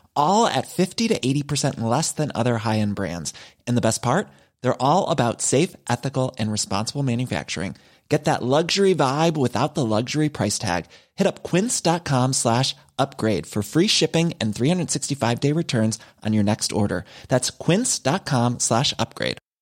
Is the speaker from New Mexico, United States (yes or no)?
no; Chicago, Illinois, United States; it's my hometown